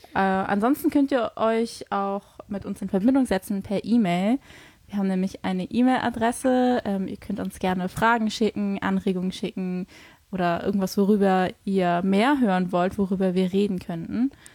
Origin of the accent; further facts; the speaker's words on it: Hamburg, Germany; ich komme eigentlich aus Hamburg